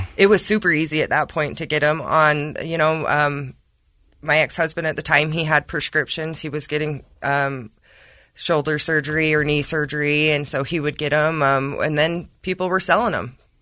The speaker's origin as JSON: {"language": "English", "area": "Emery County", "region": "Utah", "country": "United States", "said": "I'm from Emory County, but I work in Carbon."}